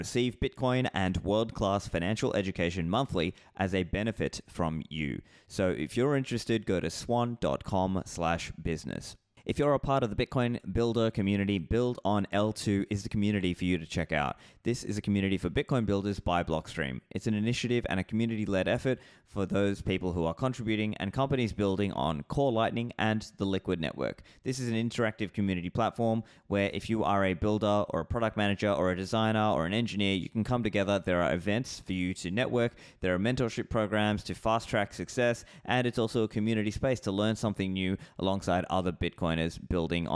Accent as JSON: {"language": "English", "country": "Australia", "moved": "yes", "said": "I know I'm not in Australia anymore, but I am an Australian"}